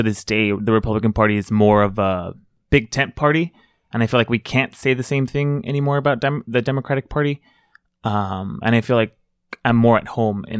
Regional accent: South Gate, California, United States; I grew up in Southgate. I don't know if you guys know where that is. It's close to Downey.

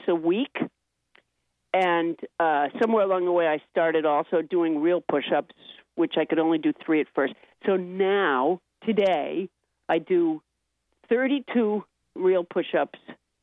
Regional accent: Massachusetts, United States; also born or lived in Alabama; my parents moved to Massachusetts a month after I was born

